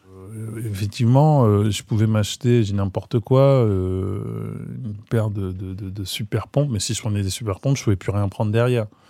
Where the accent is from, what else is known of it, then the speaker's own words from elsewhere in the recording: Maisons-Alfort, Île-de-France, France; J'ai grandi donc à Maison Alfort, donc j'étais euh, dans la norme du banlieusard, on va dire.